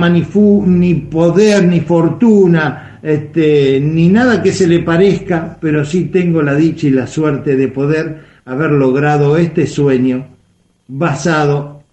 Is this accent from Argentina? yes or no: yes; Argentina; este, más allá de que sea el zonal, somos argentinos y todos merecemos escuchar música de nuestras provincias.